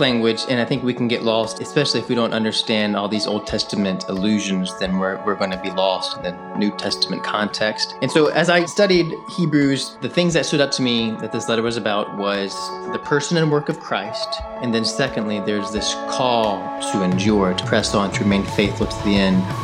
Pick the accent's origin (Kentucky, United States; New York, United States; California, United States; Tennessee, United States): Tennessee, United States; Memphis; moved away as an adult; also born or lived in North Carolina; now in Jackson, United States; I'm from Memphis, Tennessee. It's where I was born and raised.